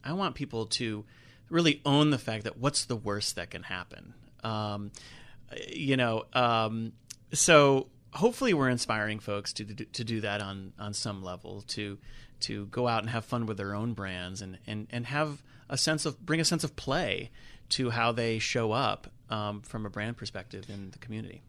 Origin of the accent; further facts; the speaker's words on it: Charlotte, North Carolina, United States; also born or lived in New York City; I'm not a Charlotte native, but I grew up in Charlotte, so Charlotte has been home for many years